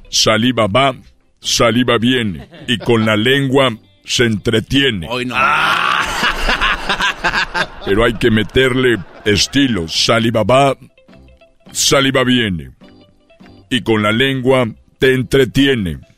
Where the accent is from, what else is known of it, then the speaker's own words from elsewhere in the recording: Guanajuato, Mexico; Soy de Guanajuato y de Guanajuata.